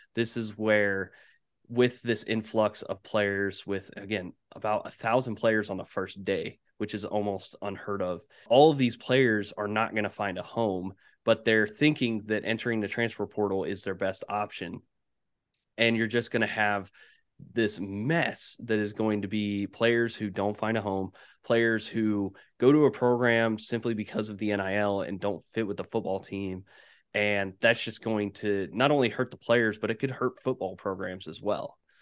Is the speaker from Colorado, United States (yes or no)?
no; Indianapolis, Indiana, United States; They're based in Indianapolis, and that's where I'm at currently